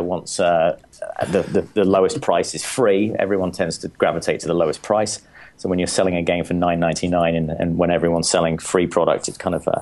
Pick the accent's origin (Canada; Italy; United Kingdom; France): United Kingdom; England; moved away as an adult; now in United States; I grew up in England